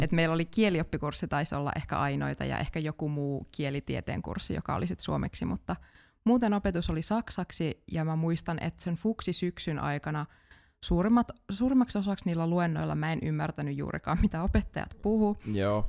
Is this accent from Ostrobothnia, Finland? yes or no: no; Kajaani, Kainuu, Finland; moved away as an adult; now in Jyväskylä, Finland; Mä oon alun perin Kajaanista kotoisin